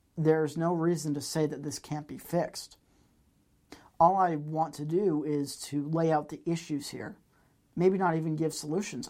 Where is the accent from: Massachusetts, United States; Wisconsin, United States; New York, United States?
Massachusetts, United States; growing up in Massachusetts